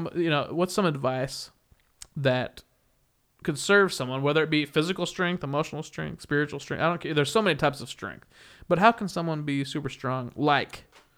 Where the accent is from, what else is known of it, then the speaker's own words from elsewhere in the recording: Wichita, Kansas, United States; And I'm from Wichita, Kansas, which is also different.